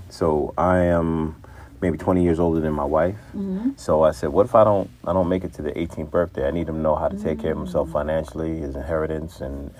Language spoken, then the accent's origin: English; New York City, New York, United States; also born or lived in Brooklyn; Born in Brooklyn, raised in Queens, back and forth to Brooklyn.